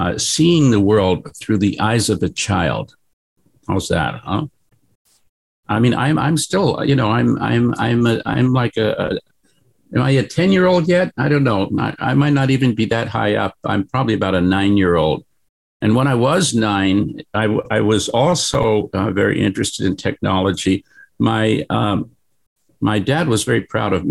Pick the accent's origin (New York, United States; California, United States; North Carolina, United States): New York, United States; New York City; moved away as an adult; also born or lived in Tokyo, Japan; now in San Francisco, United States; I grew up in New York